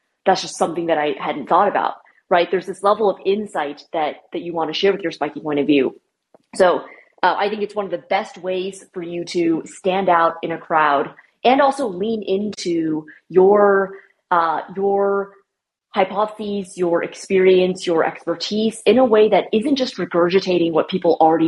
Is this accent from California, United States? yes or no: yes; San Francisco Bay Area, California, United States; moved away as an adult; also born or lived in New York; I grew up in the San Francisco Bay Area